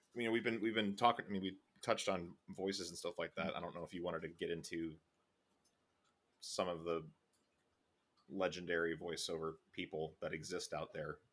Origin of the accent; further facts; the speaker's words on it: Chicago, Illinois, United States; we grew up in Chicago